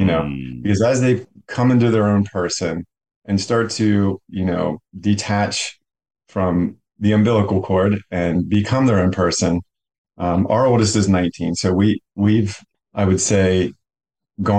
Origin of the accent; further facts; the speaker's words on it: Carlisle, Pennsylvania, United States; now in Mechanicsburg, United States; I grew up in Carlisle and I currently live in Mechanicsburg, Pennsylvania